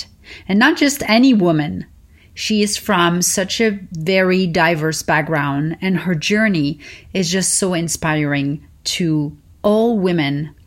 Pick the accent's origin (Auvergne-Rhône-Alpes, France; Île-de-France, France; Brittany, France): Île-de-France, France; Paris; moved away; I learned growing up in Paris